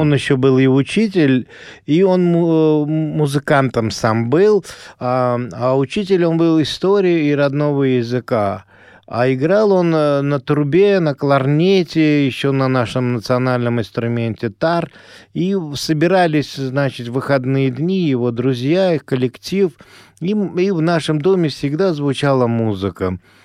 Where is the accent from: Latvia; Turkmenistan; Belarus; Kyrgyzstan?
Turkmenistan; Ashgabat; born or raised there; first language Azerbaijani; Russian is a second language; moved away